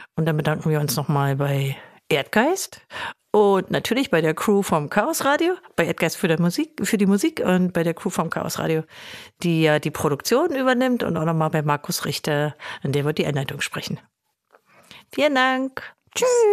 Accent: Germany; bei uns in Deutschland

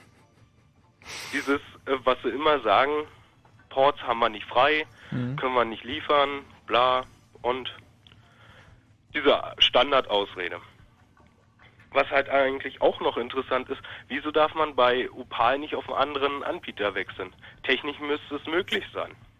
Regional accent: Berlin, Germany; ich komme aus der Opalwüste Marzahn.

